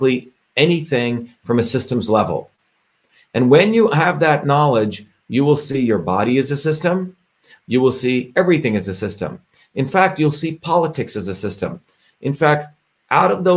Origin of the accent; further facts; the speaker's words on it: India; moved away; I grew up in India, as I've shared with you, where I experienced a caste system